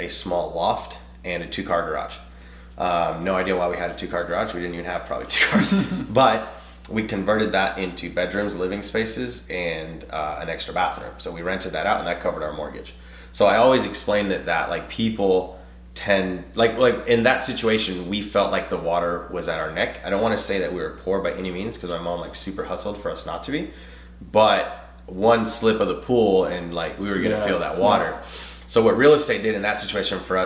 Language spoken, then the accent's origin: English; Nashville, Tennessee, United States; I'm bilingual. I'm Hispanic. I grew up in Antioch